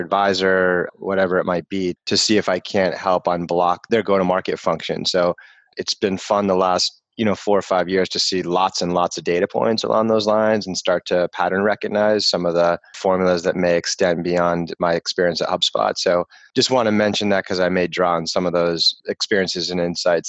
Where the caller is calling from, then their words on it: Boston, Massachusetts, United States; I'm in Boston.